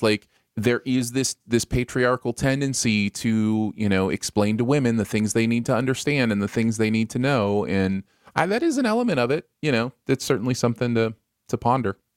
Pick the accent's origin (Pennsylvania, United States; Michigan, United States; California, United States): Michigan, United States; moved away; also born or lived in Bridgeport, Connecticut; growing up in Michigan